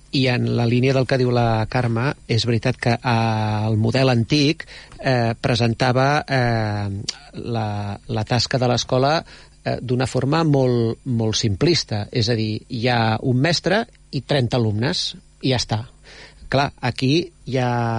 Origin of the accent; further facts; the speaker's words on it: Badalona, Catalonia, Spain; jo no sóc de, de, de Premià de Mar, jo, jo sóc de Badalona